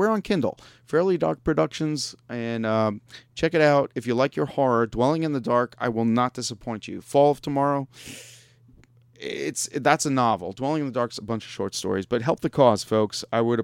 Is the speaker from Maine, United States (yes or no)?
no; Long Island, New York, United States; moved away; I grew up in New York